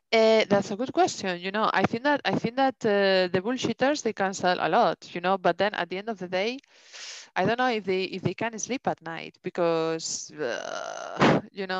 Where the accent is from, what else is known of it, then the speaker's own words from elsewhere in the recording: Spain; accent: thick Spanish; English is a second language; also born or lived in England; now in Denmark; I have such a thick Spanish accent